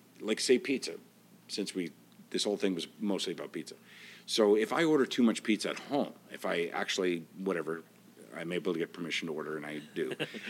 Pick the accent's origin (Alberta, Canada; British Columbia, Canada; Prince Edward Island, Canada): Prince Edward Island, Canada; I know, you say it like you don't think I'd know it because of my, I have no accent, but I'm from Prince Edward Island.